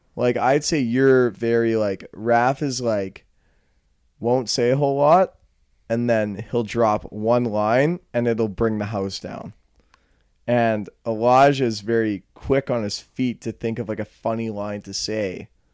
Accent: Calgary, Alberta, Canada; I'm from Calgary. So, I mean, I'm more of a city slicker in a way

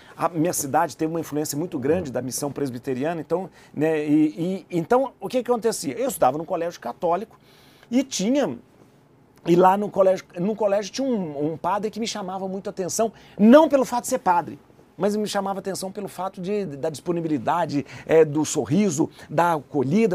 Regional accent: interior of Minas Gerais, Brazil; Eu sou de uma cidade do interior de Minas

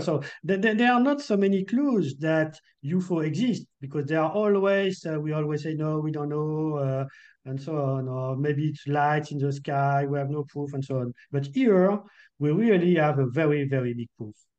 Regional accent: France; accent: French; English is a second language

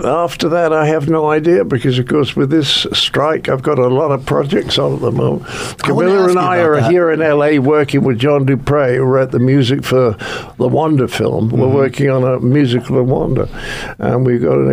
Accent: United Kingdom; I'm British

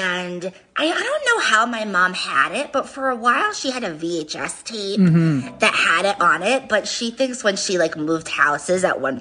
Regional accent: Rhode Island, United States; I am from Rhode Island

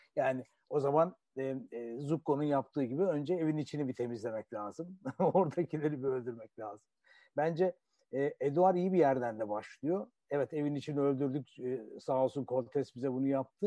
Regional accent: Turkey; bir Türk olarak, Türkiye'li bir biri olarak

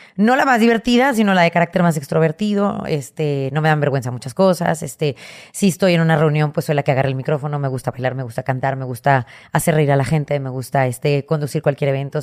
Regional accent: Monterrey, Nuevo León, Mexico; Nací en Monterrey, Nuevo León, el 21 de diciembre del 79, en La Conchita.

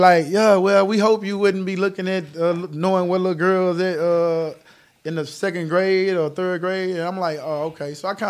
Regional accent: Houston, Texas, United States; I'm from Fifth Ward. My parents from Acres Home.

